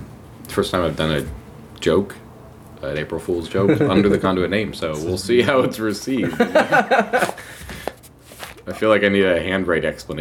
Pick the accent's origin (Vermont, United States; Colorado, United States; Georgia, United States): Colorado, United States; moved away as an adult; now in Seattle, United States; When I first moved to Seattle, I was from Colorado, and I moved to Seattle, and it was the first spring that I'd lived here